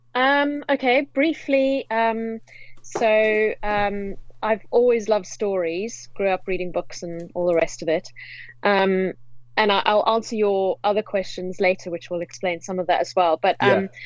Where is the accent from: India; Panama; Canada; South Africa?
South Africa; moved away as an adult; now in London, United Kingdom; I hail from South Africa.